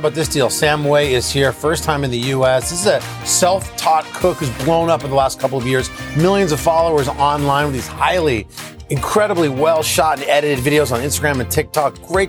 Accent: Oxford, South East England, United Kingdom; I was from Oxford originally, but I was like, what have you been eating?

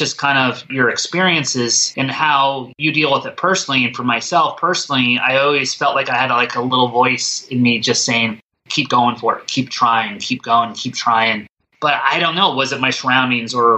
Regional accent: East Coast, United States; moved away; also born or lived in Colorado / Midwest; growing up in the East Coast, then living in the Midwest a little bit, and then living on the West Coast

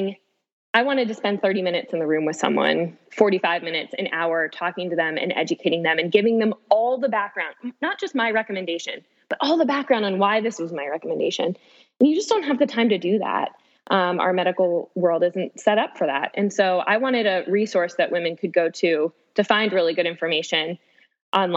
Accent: Florida, United States; moved away as an adult; also born or lived in Washington, D.C. / Nashville; now in St. Louis, United States; I was born and raised in Florida.

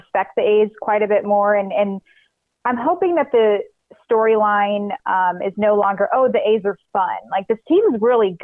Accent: Reno, Nevada, United States; moved away; I'm from Reno, and I just didn't feel like I could be my best self when I was living there

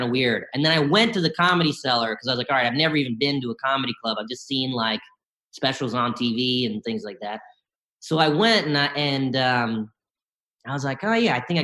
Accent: Bennettsville, South Carolina, United States; also born or lived in Columbia, South Carolina; I was born in Columbia, South Carolina, and I grew up mostly in a small town called Bennettsville

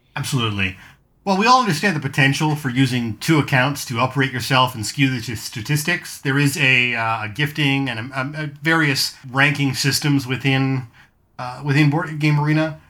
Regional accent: Canada; also born or lived in Hamilton; We're Canadian, eh?

